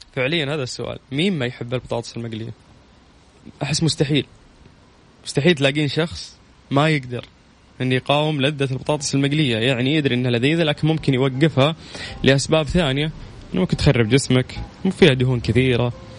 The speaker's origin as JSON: {"language": "Arabic", "country": "Saudi Arabia", "said": "عندنا في السعودية"}